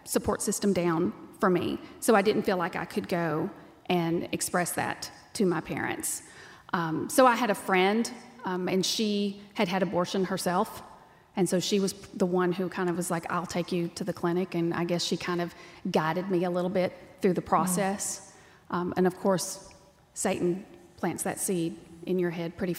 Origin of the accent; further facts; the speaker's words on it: Texas, United States; accent: twang; you can tell by the twang that I'm from Texas. I was raised on a dirt ranch.